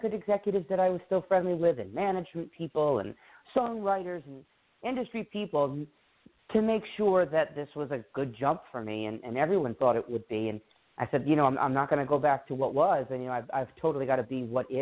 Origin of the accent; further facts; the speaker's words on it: Rhode Island, United States; I grew up in Rhode Island, 30 minutes south of the capital, which is Providence